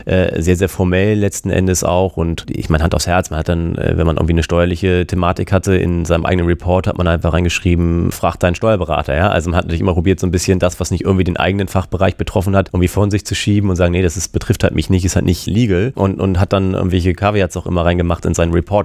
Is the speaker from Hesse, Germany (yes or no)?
no; Hamburg, Germany; also born or lived in San Diego, United States; bin ich natürlich auch in Hamburg geblieben, wie sich das als echter Hamburger gehört